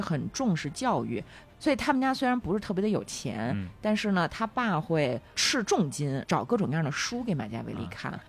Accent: China; 我们中国人

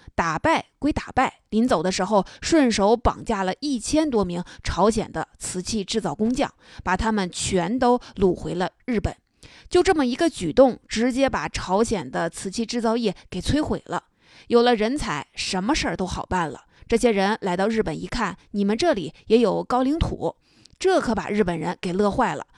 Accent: China; 我们中国人

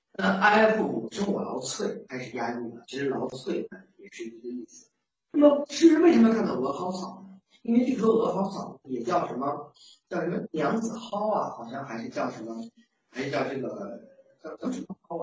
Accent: China; 我们中国人

